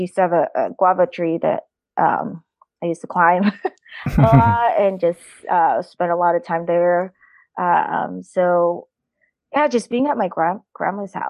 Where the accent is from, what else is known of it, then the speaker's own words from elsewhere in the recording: Tanay, Calabarzon, Philippines; now in United States; We were from the same town in the Tanay, Rizal, in the Philippines